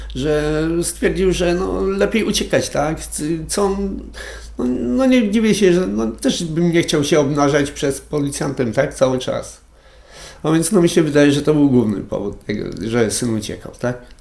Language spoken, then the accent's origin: Polish; Konin, Greater Poland, Poland; moved away as an adult; tam jest moje życie, tak? Się urodziłem i wychowałem.